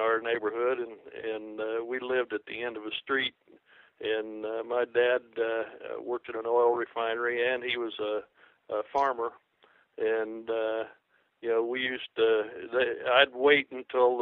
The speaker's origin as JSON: {"language": "English", "area": "small town north of Zionsville", "region": "Indiana", "country": "United States", "tie": "born or raised there", "moved": "as an adult", "lives_now": "Orlando, United States", "said": "I was born and raised just north of Zionsville, about 8 miles north in a small town"}